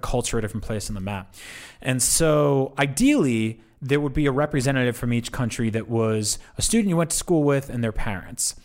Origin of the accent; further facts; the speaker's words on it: East Coast, United States; growing up in the East Coast, I grew up listening to New York City hip hop